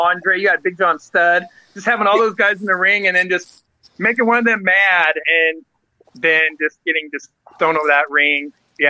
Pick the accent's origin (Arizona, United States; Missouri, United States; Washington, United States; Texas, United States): Washington, United States; Aberdeen; I am from Aberdeen, Washington.